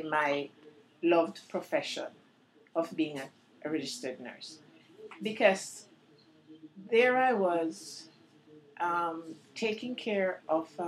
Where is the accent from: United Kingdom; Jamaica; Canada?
Jamaica; Kingston; moved away as an adult; now in United States; I was born in Kingston, Jamaica